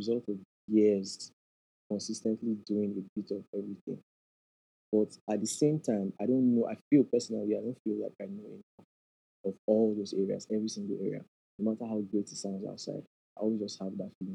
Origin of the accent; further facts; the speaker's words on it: Nigeria; as Nigerian parents